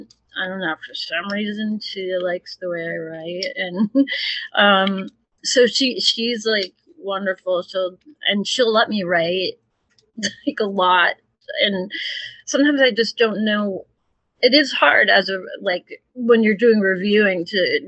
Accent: Edgartown, Massachusetts, United States; also born or lived in New Orleans; I grew up on Martha's Vineyard

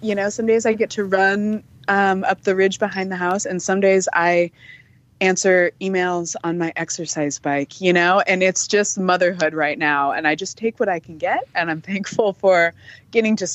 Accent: Montana, United States; also born or lived in California; I grew up in Montana, actually. I was not born in Montana

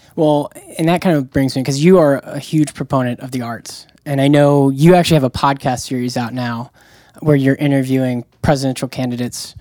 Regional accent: Jacksonville, Florida, United States; I'm from Jacksonville, Florida.

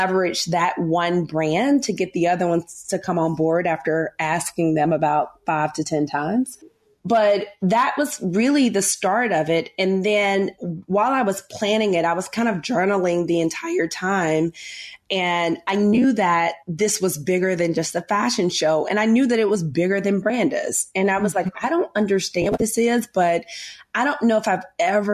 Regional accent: Memphis, Tennessee, United States; moved away as an adult; now in New York City, United States; I'm a Southern girl. I'm from Memphis, Tennessee. Live in New York now. Been in New York for, I think, 13 or 14 years

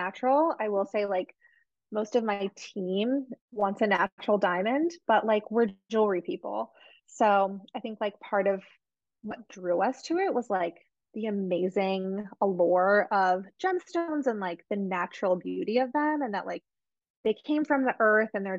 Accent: New Jersey, United States; I'm from Jersey

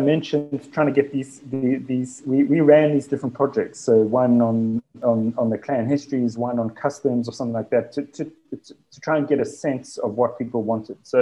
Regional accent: Durban, KwaZulu-Natal, South Africa; So I'm from Durban, which is in KwaZulu-Natal, which is a province in South Africa

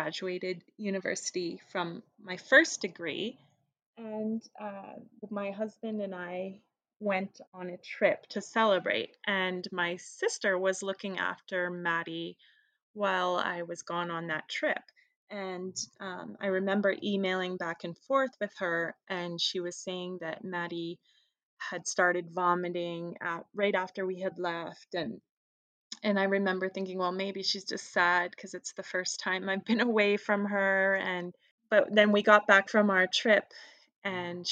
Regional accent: Calgary, Alberta, Canada; I am from Calgary and I am a social worker

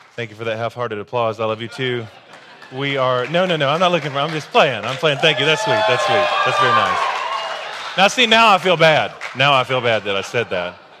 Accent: the South, United States; growing up in the South the way that I did

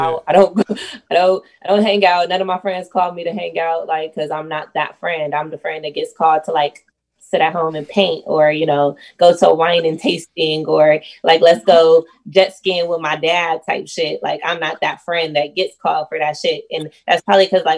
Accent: Oakland, California, United States; now in Michigan, United States; I grew up in like Oakland

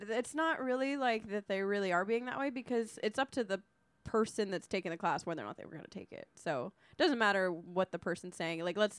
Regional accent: Corpus Christi, Texas, United States; Yeah, you know, I was from Corpus, dude.

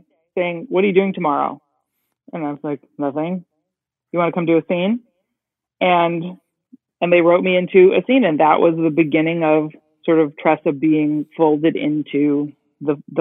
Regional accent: New Jersey, United States; I grew up in New Jersey

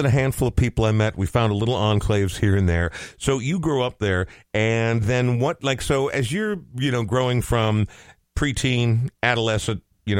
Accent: Coon Rapids, Minnesota, United States; I grew up in Coon Rapids, and there's not anything cool about that.

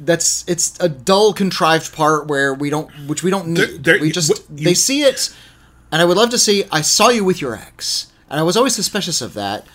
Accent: Bolivia; I grew up in Bolivia under alternating fascist and communist regimes with interregnums that sometimes devolved into pure anarchy.

